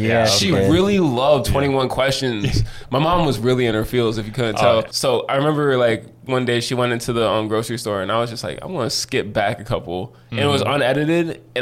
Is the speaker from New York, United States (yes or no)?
yes; Buffalo, New York, United States; I'm a photographer from Buffalo, New York.